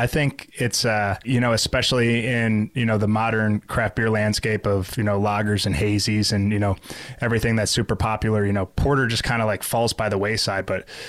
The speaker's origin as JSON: {"language": "English", "town": "Grand Rapids", "region": "Michigan", "country": "United States", "tie": "born or raised there", "said": "my hometown of Grand Rapids"}